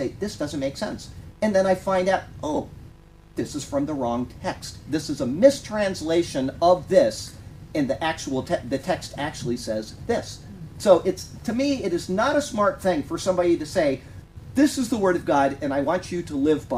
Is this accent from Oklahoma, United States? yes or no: no; Sarasota, Florida, United States; I grew up in Sarasota, Florida here